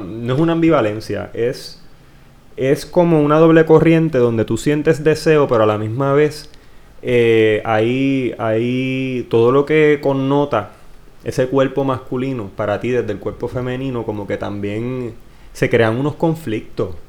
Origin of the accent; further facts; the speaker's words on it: Villalba, Puerto Rico; aunque yo no soy de Ponce, soy de Villalba